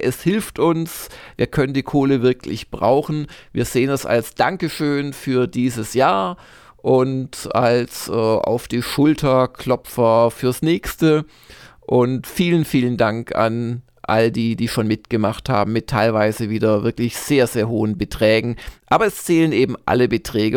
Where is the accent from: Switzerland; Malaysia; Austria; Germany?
Germany; Swabia; also ich bin ja Schwabe